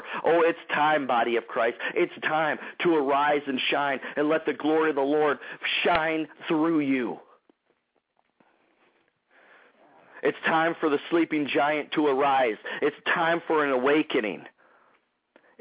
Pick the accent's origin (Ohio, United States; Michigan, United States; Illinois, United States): Michigan, United States; Detroit; My hometown, Detroit, Michigan area